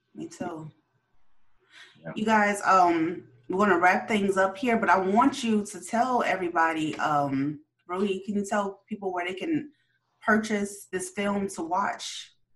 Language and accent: English; Chicago, Illinois, United States; I grew up in Chicago